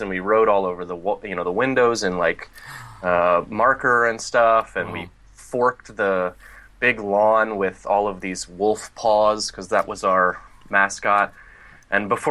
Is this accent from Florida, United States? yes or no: no; Plano, Texas, United States; also born or lived in East Coast / California / Evansville, Indiana; I grew up in Texas, in Plano, Texas, just north of Dallas. Yeah, and you know, I moved around a lot when I was a little kid